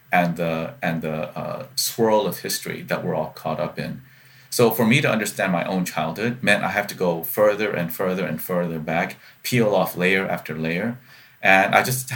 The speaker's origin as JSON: {"language": "English", "town": "Columbia", "region": "South Carolina", "country": "United States", "tie": "born or raised there", "said": "growing up in Columbia, South Carolina"}